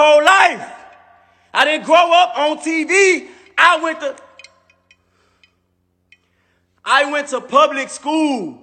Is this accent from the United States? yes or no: yes; Atlanta, Georgia, United States; I stayed down the street from Bankhead. Simpson Road, West Side, Zone 1, Atlanta, Georgia